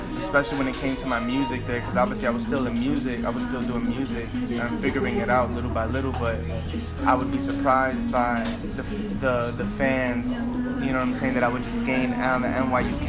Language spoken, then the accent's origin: English; New York City, New York, United States; where I'm from, like just like the projects in Bed-Stuy